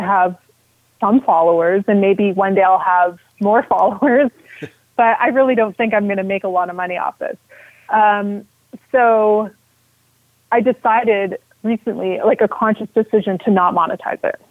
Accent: Quebec, Canada; because I'm from Quebec, even though I'm an Anglophone, I lived almost my entire life in Quebec.

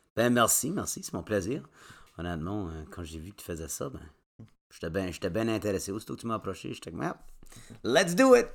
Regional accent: Moncton, New Brunswick, Canada; je viens de, de Moncton

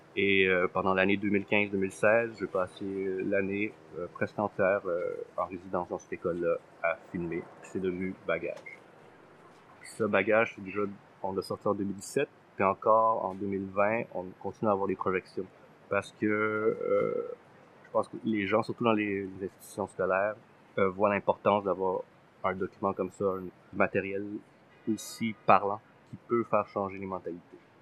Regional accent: Montreal, Quebec, Canada; also born or lived in Thailand; je suis né dans un camp de réfugiés en Thaïlande. Je suis arrivé ici à l'âge d'un an, à Montréal à l'âge d'un an et demi

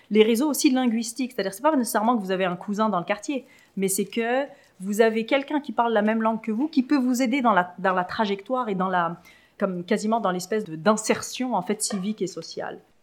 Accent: France; moved away as an adult; also born or lived in Tunisia; now in Quebec, Canada; je suis née euh, en Tunisie et euh, j'ai ensuite euh, grandi en Europe, en France plus particulièrement

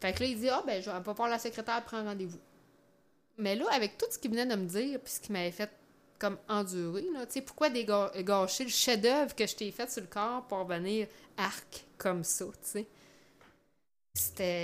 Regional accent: Quebec City, Quebec, Canada; accent: Beauceron; now in Chaudière-Appalaches, Canada; je suis native dans le fond de Québec, mais ça fait des années que je reste en Chaudière-Appalaches, là, sur la rive sud

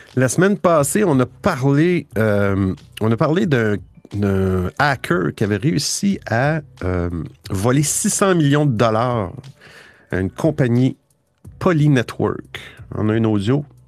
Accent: Quebec, Canada; je suis du Québec, alors euh, c'est pour ça que je parle avec cet accent bizarre

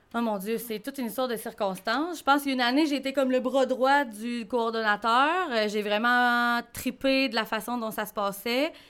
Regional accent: Rouyn-Noranda, Quebec, Canada; je viens de Rouen, fait que le FME, ça fait partie de chaque année dans ma vie depuis que je suis toute petite

